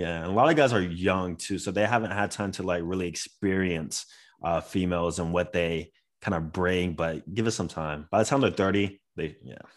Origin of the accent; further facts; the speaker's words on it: Florida, United States; I am from Florida